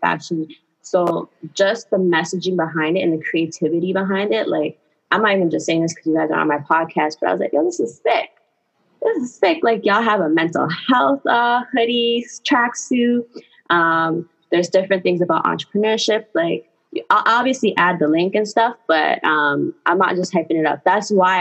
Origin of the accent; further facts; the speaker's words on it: Toronto, Ontario, Canada; I'm from Toronto, Canada.